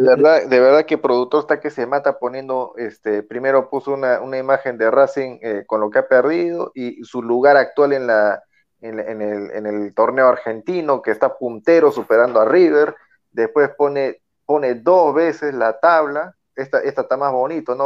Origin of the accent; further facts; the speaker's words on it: Peru; somos peruanos